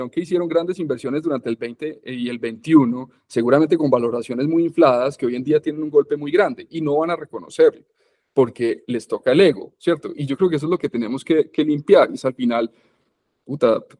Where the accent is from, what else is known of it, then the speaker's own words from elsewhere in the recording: Medellín, Antioquia, Colombia; born there; Yo, yo, yo nací aquí en Medellín, pues, pero he vivido fuera de Medellín toda la vida.